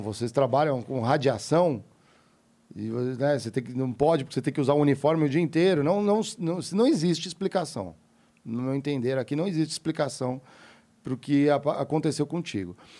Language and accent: Portuguese; Brazil; Eu, como brasileiro, pagando impostos